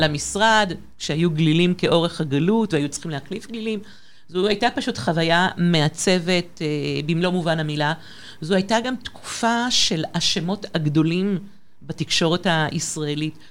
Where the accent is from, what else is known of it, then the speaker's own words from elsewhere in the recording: Paris, Île-de-France, France; moved away as an adult; now in Israel; למעשה גדלתי בפריז, בצרפת